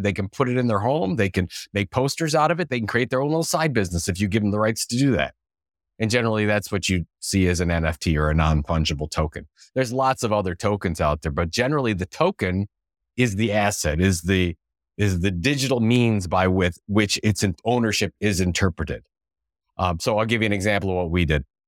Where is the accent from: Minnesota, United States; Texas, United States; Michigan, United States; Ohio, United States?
Ohio, United States; Cleveland; I'm from Cleveland, Cleveland, Ohio